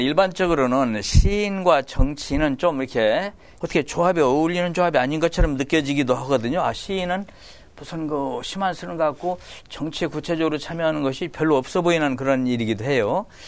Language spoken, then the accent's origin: Korean; Iksan, North Jeolla, South Korea; moved away as an adult; also born or lived in Seoul; now in Anyang, South Korea; 이리시라고 했죠. 예, 거기서 나가지고 저남성고등학교를 졸업을 했어요